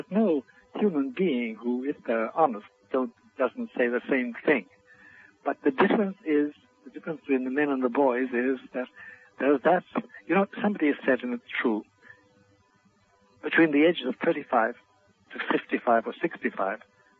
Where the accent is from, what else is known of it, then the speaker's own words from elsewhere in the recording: Ireland; first language Irish Gaelic; English is a second language; in my native language, Gaelic, Dolanishuk is a Dolanolkus, is a famous phrase.